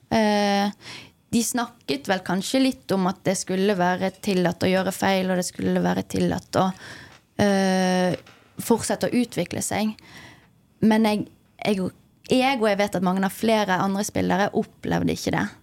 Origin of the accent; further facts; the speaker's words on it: Bergen, Vestland, Norway; now in Trondheim, Norway; Bergenser i Trondheim, ja. Uh, jeg får ganske mye tyn for, uh, for dialekten min.